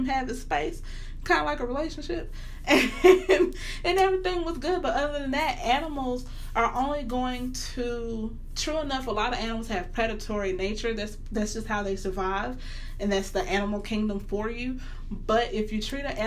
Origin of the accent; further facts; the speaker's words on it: the South, United States; I'm from the South